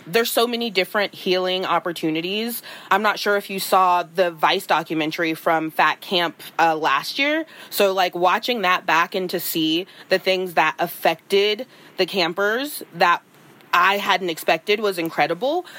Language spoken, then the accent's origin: English; California, United States; I'm from California